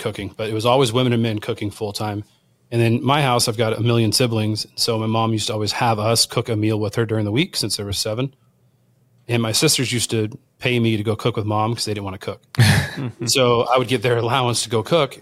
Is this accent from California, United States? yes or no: yes; Southern California, United States; born and raised in Southern California